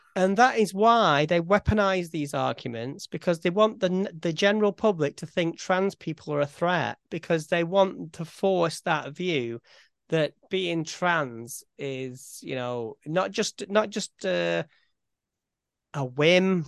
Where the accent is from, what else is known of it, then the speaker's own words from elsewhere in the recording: Farnworth, North West England, United Kingdom; if somebody asks me where I'm from, I'd say Farnworth.